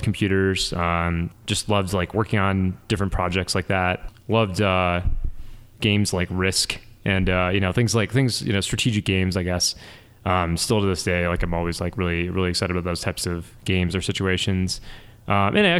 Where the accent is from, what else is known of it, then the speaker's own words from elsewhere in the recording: Rochester Hills, Michigan, United States; also born or lived in Detroit, Michigan; now in Boulder, United States; I grew up in Michigan. I'm a proud Michigander.